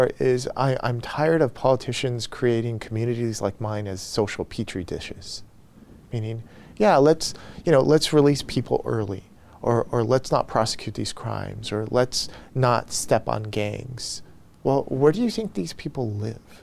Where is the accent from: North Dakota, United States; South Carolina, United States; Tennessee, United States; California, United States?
California, United States; Los Angeles; also born or lived in Pico Rivera; I grew up in Boyle Heights. Some people would consider that East Los Angeles